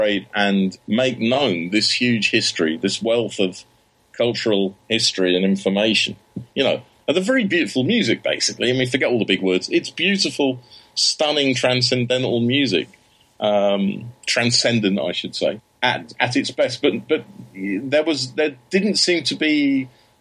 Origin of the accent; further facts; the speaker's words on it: London, United Kingdom; also born or lived in Germany; now in Greece; I grew up in London